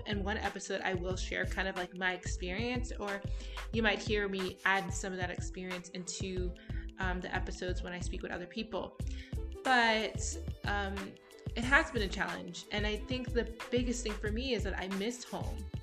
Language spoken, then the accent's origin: English; United States; moved away as an adult; also born or lived in Bloomsburg, Pennsylvania / Florida; now in United Arab Emirates; being an American, being biracial, and having such a huge family